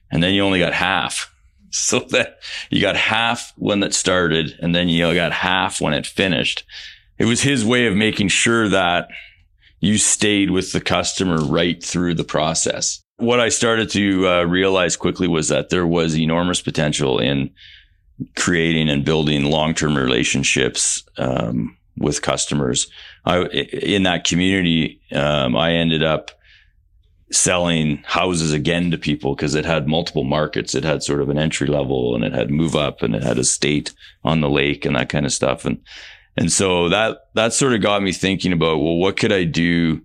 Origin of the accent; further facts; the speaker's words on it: Canada; We're from Canada